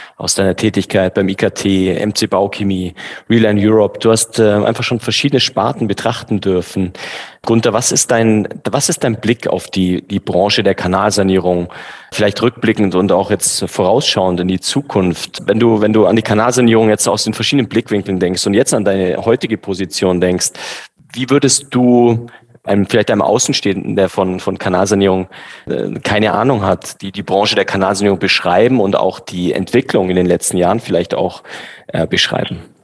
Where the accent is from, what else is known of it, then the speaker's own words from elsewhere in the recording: Bavaria, Germany; also born or lived in Düsseldorf; als Bayer